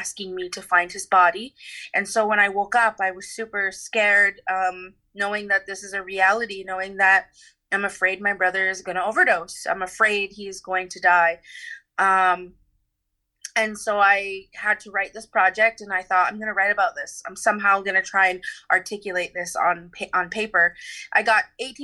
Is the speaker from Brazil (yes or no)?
no; Six Nations of the Grand River Territory, Ontario, Canada; now in Vancouver, Canada; I am from the Onondaga Nation Beaver Clan from Six Nations of the Grand River Territory in Ontario.